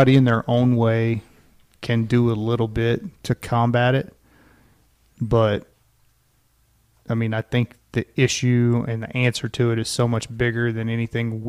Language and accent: English; Louisiana, United States; whenever I was growing up in Louisiana